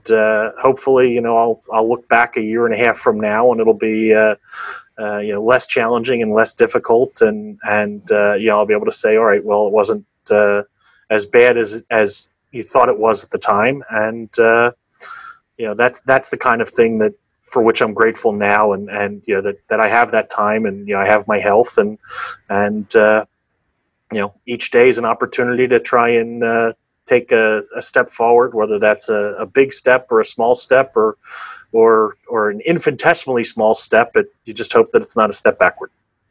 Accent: Philadelphia, Pennsylvania, United States; I'm from Pennsylvania, Philadelphia area.

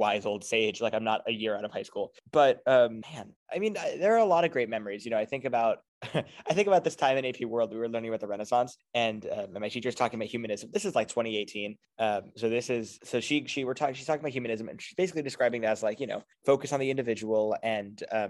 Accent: New Jersey, United States; moved away as an adult; now in Boston, United States; I come from New Jersey

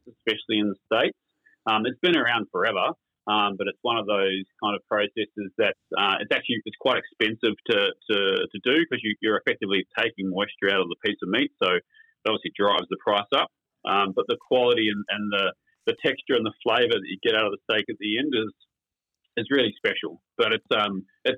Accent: New Zealand; also born or lived in United Kingdom; now in Queensland, Australia; growing up as a Kiwi and then living in the UK for a while

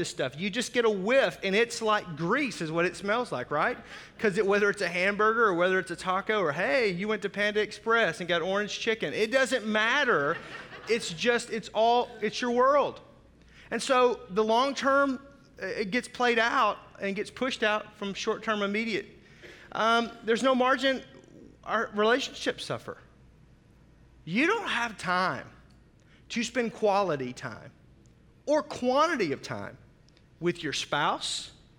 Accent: Fort Smith, Arkansas, United States; also born or lived in Oklahoma; now in Milwaukee, United States; I grew up on the Arkansas-Oklahoma border, so Fort Smith. If you've seen the movie True Grit, where the railroad ends, that's my hometown

